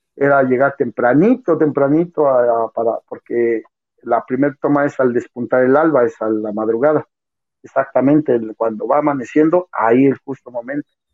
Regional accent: Mexico; para nosotros como mexicanos

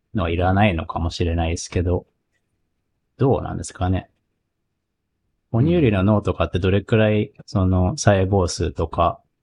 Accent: Kagoshima, Japan; 僕、鹿児島出身です。

